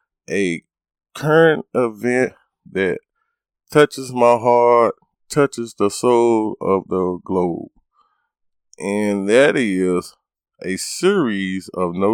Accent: United States; me and my family is African Americans, and we would give our thoughts and our feelings to how we have experienced it or this normal day of life within being African American here in America.

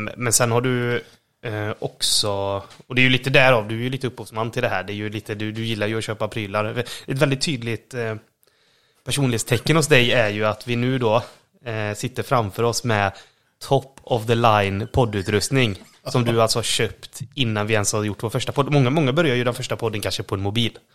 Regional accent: Borås, Västra Götaland, Sweden; Vi, vi kommer ju båda från eh, Borås

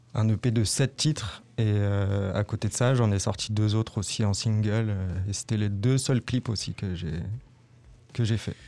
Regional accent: Reims, Grand Est, France; Je suis originaire de Reims, j'ai grandi dans les quartiers des Châtillons.

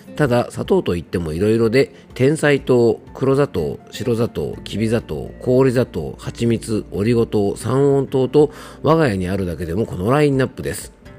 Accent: Japan; 僕の地元の伊佐温泉

